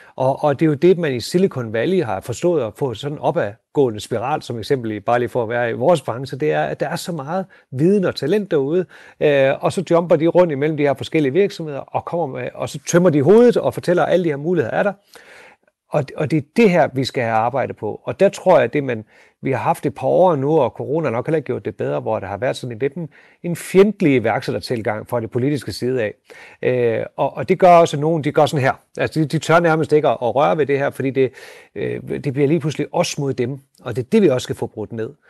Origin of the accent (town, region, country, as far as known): North Jutland, North Denmark Region, Denmark